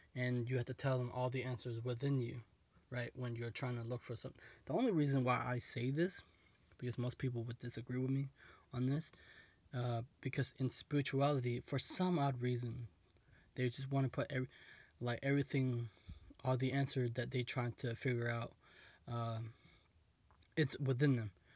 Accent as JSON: {"language": "English", "country": "United States", "tie": "born or raised there", "said": "I was born in America"}